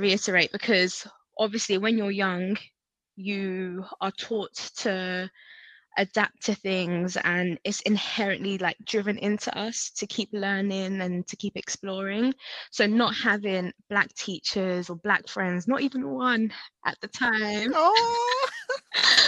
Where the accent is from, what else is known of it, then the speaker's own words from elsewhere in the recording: Hertfordshire, East of England, United Kingdom; also born or lived in North London / Nigeria; I grew up in North London, and at a very early age, I moved to Hertfordshire